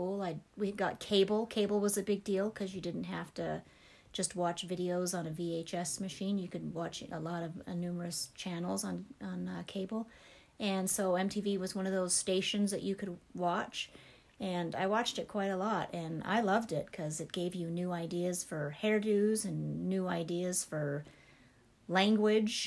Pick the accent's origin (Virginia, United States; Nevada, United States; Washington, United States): Nevada, United States; Las Vegas; moved away as an adult; now in Montana, United States; I was born and raised in Las Vegas, Nevada